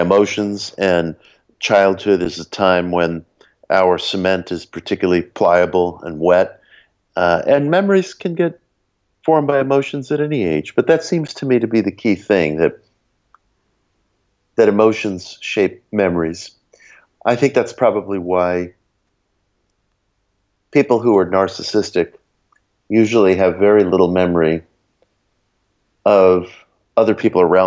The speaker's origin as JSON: {"language": "English", "town": "New York City", "region": "New York", "country": "United States", "tie": "born or raised there", "said": "the little public library in the town that I grew up in Belrose, in the borough of Queens in New York City"}